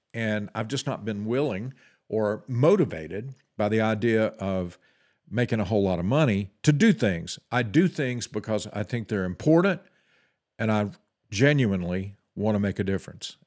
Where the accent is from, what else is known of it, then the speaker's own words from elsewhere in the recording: United States; us as the American people